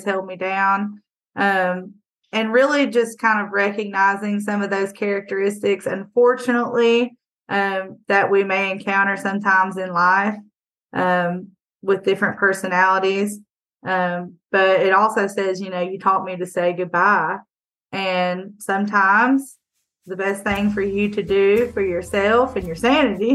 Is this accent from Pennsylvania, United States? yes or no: no; Bristol, Tennessee, United States; moved away as an adult; now in Hillsville, Virginia, United States; I grew up in Bristol. I graduated from Tennessee High there